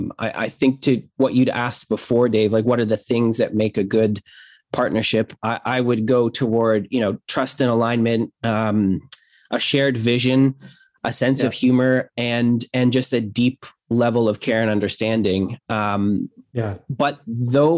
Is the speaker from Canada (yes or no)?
yes; Hamilton, Ontario, Canada; I was born in Hamilton, Ontario, December 18th.